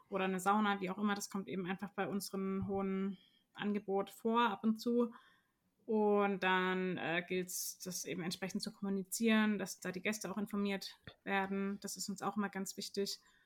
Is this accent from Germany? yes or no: yes; Karlsruhe, Baden-Württemberg, Germany; ich bin auch Karlsruherin durch und durch, äh, aufgewachsen in Karlsruhe, in Karlsruhe studiert